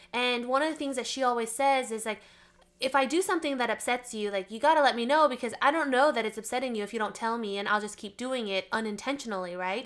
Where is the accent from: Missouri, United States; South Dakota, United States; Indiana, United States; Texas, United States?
Texas, United States; now in Arizona, United States; I was born in Texas